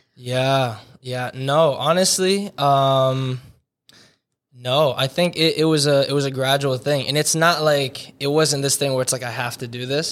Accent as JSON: {"language": "English", "town": "Hillsborough", "region": "New Jersey", "country": "United States", "tie": "born or raised there", "moved": "yes", "said": "born and raised in Hillsborough, New Jersey"}